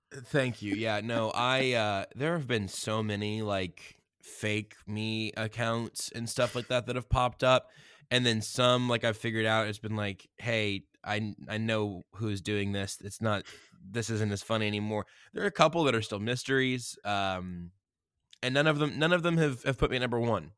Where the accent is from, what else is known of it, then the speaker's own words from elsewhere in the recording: Wichita, Kansas, United States; now in Kansas City, United States; I was born in 1994 in Wichita, Kansas